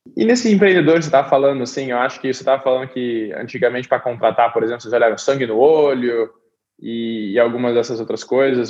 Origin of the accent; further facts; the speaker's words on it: Brazil; now in Silicon Valley, United States; a gente como brasileiro